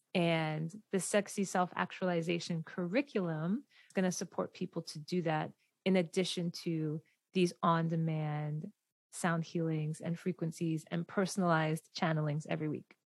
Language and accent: English; Delaware, United States; where I grew up in Delaware